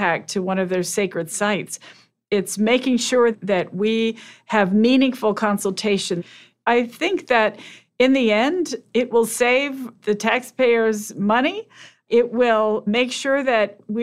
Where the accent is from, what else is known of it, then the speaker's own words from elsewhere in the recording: Laguna Pueblo, New Mexico, United States; I'm from Laguna Pueblo